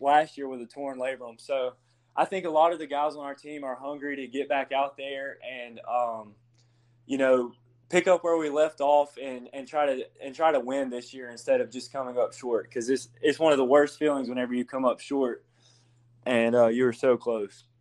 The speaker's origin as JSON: {"language": "English", "area": "Hope Hull", "region": "Alabama", "country": "United States", "tie": "born or raised there", "said": "I'm actually from Hopeful, Alabama."}